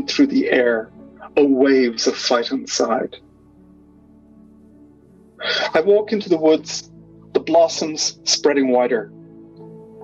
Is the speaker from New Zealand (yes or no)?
no; Dublin, Leinster, Ireland; moved away; certain locales in Ireland, especially where I grew up around Blackrock, Dunleary, those kind of places